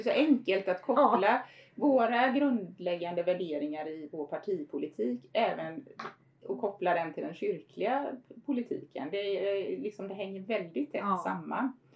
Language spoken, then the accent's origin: Swedish; Förlanda parish, Halland County, Sweden; also born or lived in Harplinge / Steninge; jag är ju född och uppvuxen då Eh, i Förlanda församling mm. eller som numera Fjärås Förlanda